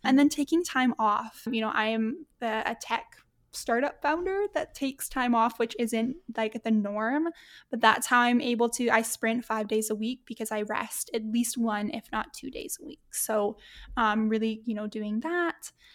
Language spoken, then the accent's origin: English; Edmonton, Alberta, Canada; my hometown here in Edmonton